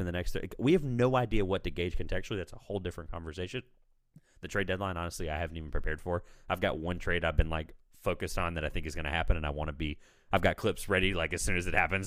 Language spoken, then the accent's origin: English; Raleigh, North Carolina, United States; I'm in North Carolina, I'm from Raleigh